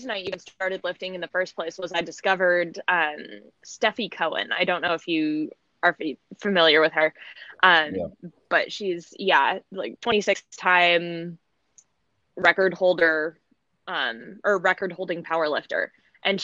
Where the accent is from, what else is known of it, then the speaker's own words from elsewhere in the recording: Alaska, United States; Growing up in Alaska